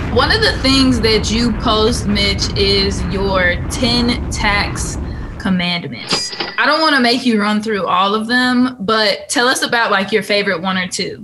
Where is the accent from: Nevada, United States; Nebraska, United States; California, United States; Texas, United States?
California, United States; moved away; I'm from California